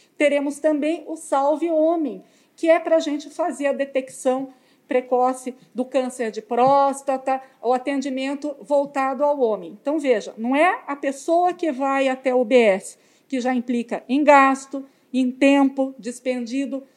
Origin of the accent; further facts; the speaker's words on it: Sorocaba, São Paulo, Brazil; nós que somos de Sorocaba